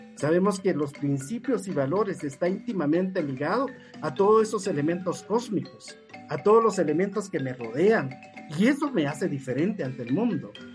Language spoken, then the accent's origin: Spanish; Patzún, Chimaltenango, Guatemala; soy de Patzún, soy patsunero, ¿verdad? Es mi lugar de origen y me identifico con eso